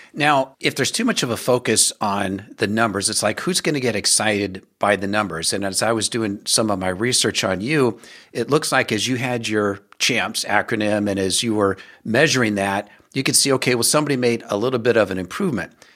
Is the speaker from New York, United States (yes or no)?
no; Omaha, Nebraska, United States; Omaha a number of times, which is my hometown, born and raised there